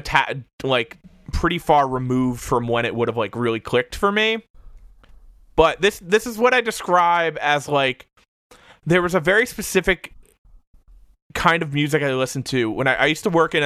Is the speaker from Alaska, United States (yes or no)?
no; Hamilton, New Jersey, United States; I grew up in New Jersey.